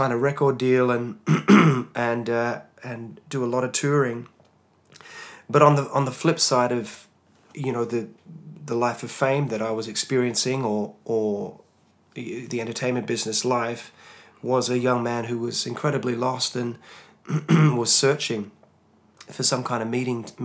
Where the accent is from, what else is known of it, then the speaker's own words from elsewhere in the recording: Hobart, Tasmania, Australia; I was a Tasmanian lad, um, born and bred in Tasmania, Hobart, Tasmania born to uh, non Christian parents